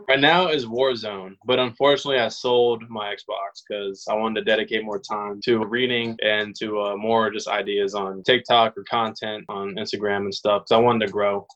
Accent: Los Angeles, California, Louisiana, United States; I was born in Los Angeles, California. I moved to Louisiana. I'm in New Orleans right now. Moved to Louisiana when I was 10

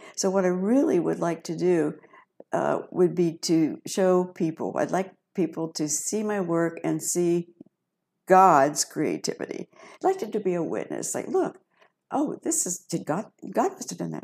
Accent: Piqua, Ohio, United States; also born or lived in Dayton; I was born and raised in Piqua

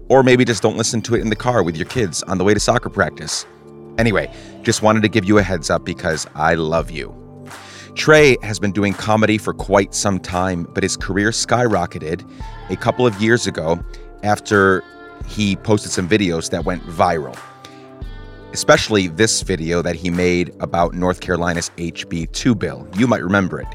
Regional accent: Guatemala; I grew up in Guatemala

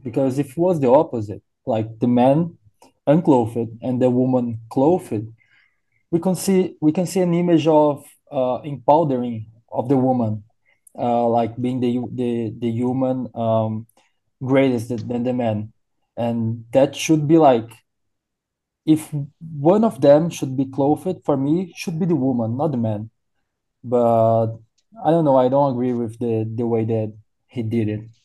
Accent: Brazil; now in Miami, United States; I'm from Brazil

